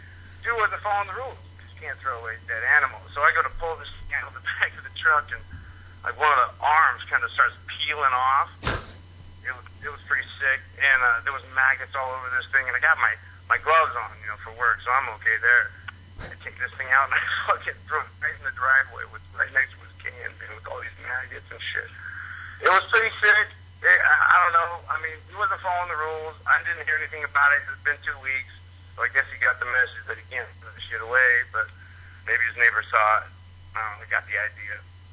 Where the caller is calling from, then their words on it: Seattle, Washington, United States; I'm out from Seattle.